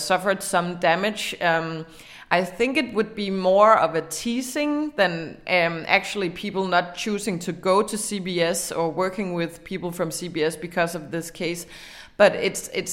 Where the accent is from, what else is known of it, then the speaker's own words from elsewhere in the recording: Denmark; in Denmark we are adapting American trends